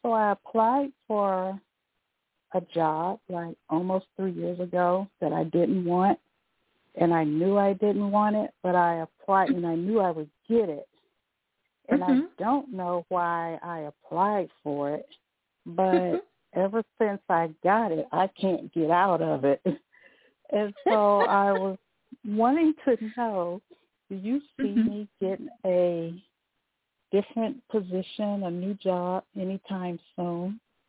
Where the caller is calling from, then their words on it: Florida, United States; Hi, I'm calling from Florida.